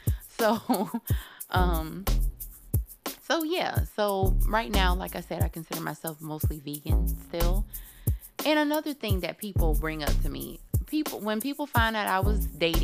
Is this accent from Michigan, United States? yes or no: no; Cocoa, Florida, United States; my hometown area, because I'm from Cocoa, but Melbourne is like 20 minutes away from Cocoa